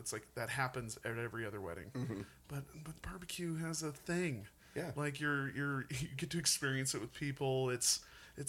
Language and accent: English; Montana, United States; growing up in Montana